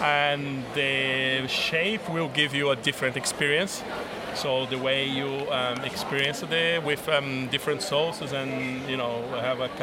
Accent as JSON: {"language": "English", "country": "Brazil", "also_born_or_lived": "Italy", "moved": "yes", "lives_now": "United Kingdom", "said": "I'm from Brazil, and my grandparents are from Italy"}